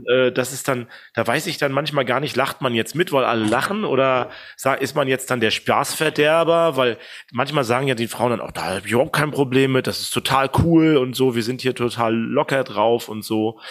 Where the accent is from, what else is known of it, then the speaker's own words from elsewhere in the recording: East Germany, Germany; moved away; also born or lived in Bamberg; als Ossi im Westen